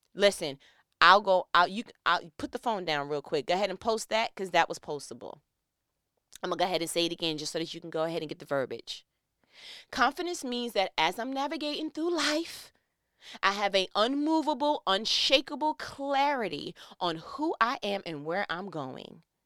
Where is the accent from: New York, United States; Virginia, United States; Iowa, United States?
New York, United States; I'm from New York